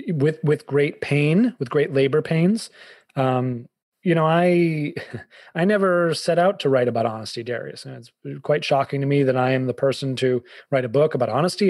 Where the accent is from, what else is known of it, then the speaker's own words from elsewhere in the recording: Boston, Massachusetts, United States; also born or lived in Fairfield County, Connecticut; now in Connecticut, United States; i'm a bostonian